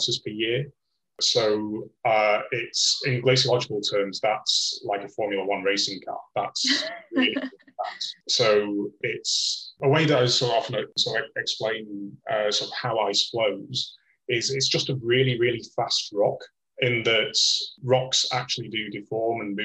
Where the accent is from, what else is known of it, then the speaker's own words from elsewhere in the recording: Blackpool, North West England, United Kingdom; moved away as an adult; also born or lived in north of Scotland / Sweden; now in Liverpool, United Kingdom; I'm originally from Blackpool